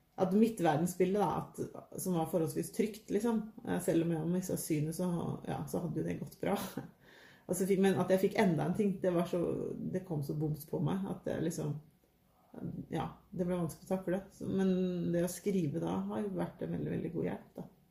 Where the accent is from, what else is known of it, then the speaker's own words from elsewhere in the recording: Trøgstad, Viken, Norway; now in Våle, Norway; Jeg har vokst opp i Trøgstad i Østfold